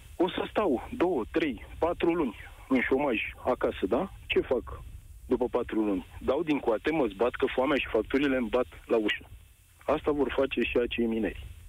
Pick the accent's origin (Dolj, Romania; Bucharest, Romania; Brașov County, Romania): Dolj, Romania; Craiova; eu sunt din Craiova